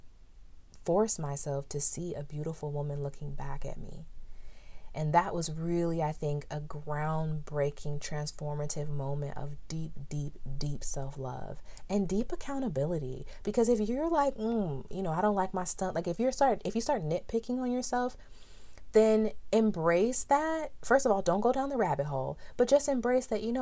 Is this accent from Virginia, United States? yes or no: no; San Diego, California, United States; growing up in San Diego, California